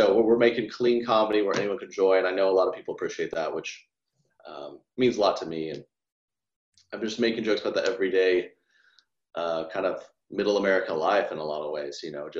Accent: the South, United States; I grew up so much around those types of girls in the best way. They're all in sororities and we're from the South and they love their handbags.

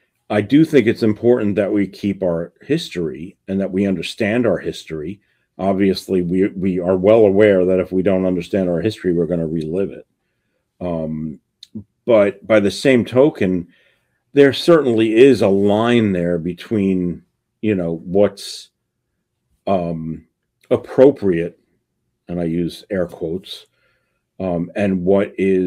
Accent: Bronx, New York, United States; I grew up in the Bronx in the 1960s and 70s

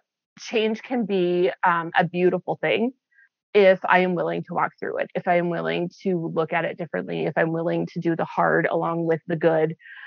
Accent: Midwest, United States; I've narrowed it down to I grew up in the Midwest. That's the easiest way to explain it is I grew up in the Midwest. We were all over, but Midwest has been home.

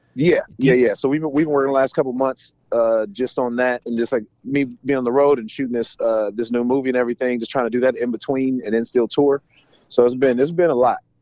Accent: Atlanta, Georgia, United States; now in Los Angeles, United States; I'm from Georgia. I'm from Atlanta originally

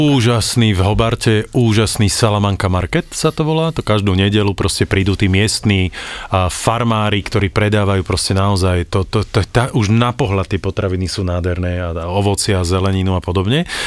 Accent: Slovakia; we are from Slovakia

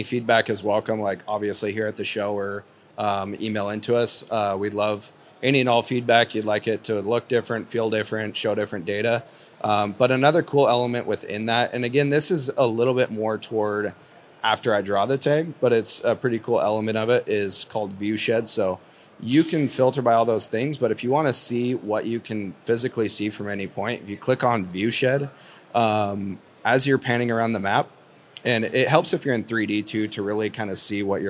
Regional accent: Eastern Montana, United States; I'm from Eastern Montana

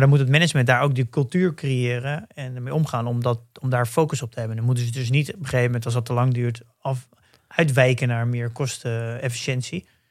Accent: Netherlands; wij natuurlijk als Nederlanders

